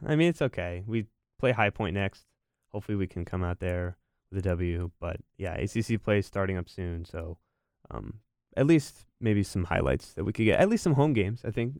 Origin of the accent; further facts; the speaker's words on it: Morrisville, North Carolina, United States; I lived in Morrisville for most of my life